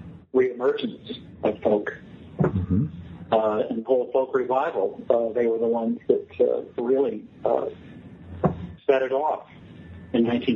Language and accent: English; New Orleans, Louisiana, United States; also born or lived in Florida; Well, I was born in Florida, but I spent most of my career. I went to high school in New Orleans